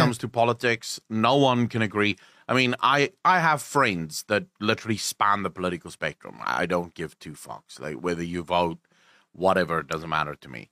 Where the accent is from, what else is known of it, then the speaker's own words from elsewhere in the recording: South Africa; I'm South African. We're crass as